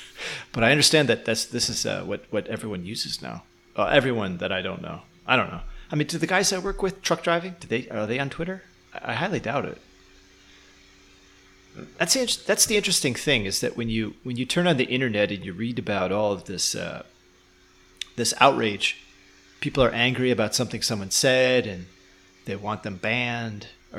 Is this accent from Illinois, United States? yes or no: yes; Chicago, Illinois, United States; So if I say, yeah, I'm from Chicago and, you know, I was a truck driver before, that usually is enough.